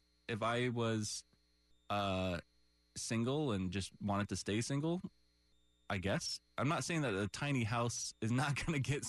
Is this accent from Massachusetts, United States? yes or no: no; Orlando, Florida, United States; I grew up here in Orlando.